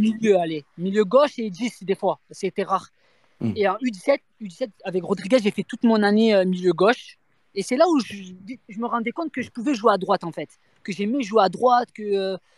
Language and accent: French; Marseille, Provence-Alpes-Côte d'Azur, France; moved away as an adult; je venais de Marseille, donc nous, on vient de Marseille